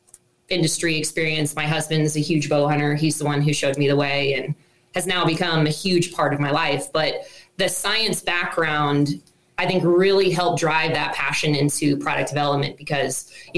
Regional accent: Columbus, Ohio, United States; moved away; So I grew up in Columbus, Ohio. I was a city gal who had zero experience hunting and really the outdoor side.

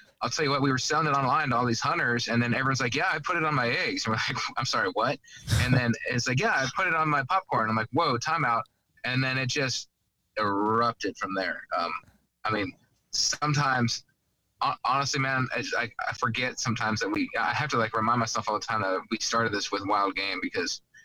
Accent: Arizona, United States; moved away; also born or lived in Mississippi; I grew up in Arizona, and then I've lived everywhere

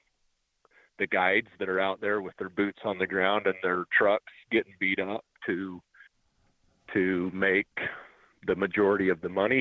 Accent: Manti, Utah, United States; moved away; I came from Manti, is where I grew up, so they literally were my backyard

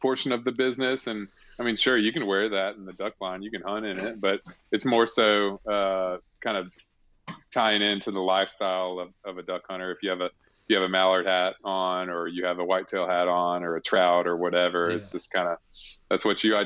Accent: Alabama, United States; I grew up in Alabama

